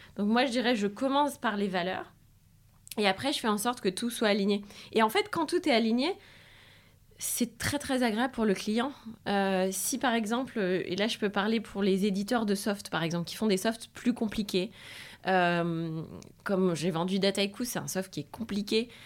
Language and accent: French; France; accent: French; moved away as an adult; also born or lived in Spain; j'étais française donc j'avais mon accent insupportable